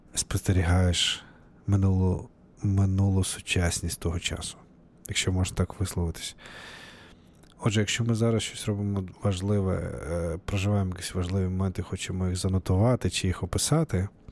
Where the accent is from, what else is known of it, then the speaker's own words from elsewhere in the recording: Novovolynsk, Volyn Oblast, Ukraine; moved away as an adult; now in Seattle, United States; А сам я з України, з е, Волинської області, Західної України, місто Нововолинськ